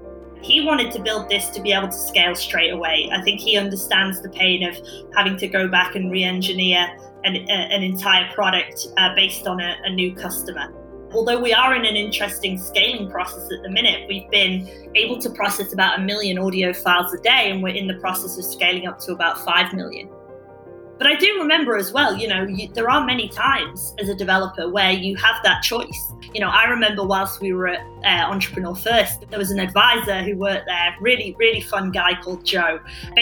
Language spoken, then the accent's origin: English; United Kingdom; You know, when I met my co-founder, we realized he's Swedish, I'm British, we're a similar age